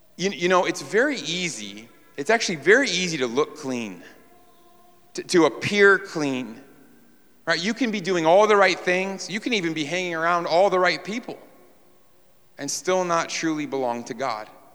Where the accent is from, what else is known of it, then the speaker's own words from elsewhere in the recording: New York, United States; moved away; we're from New York.